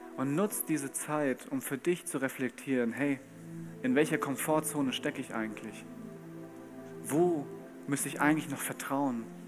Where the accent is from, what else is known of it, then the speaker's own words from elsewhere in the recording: Bad Camberg, Hesse, Germany; Ich komme aus Bad Camberg in Hessen